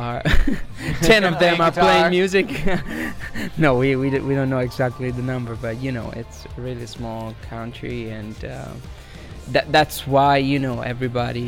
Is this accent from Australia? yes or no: no; near Florence, Tuscany, Italy; English is a second language; we are from Tuscany, Italy, near Florence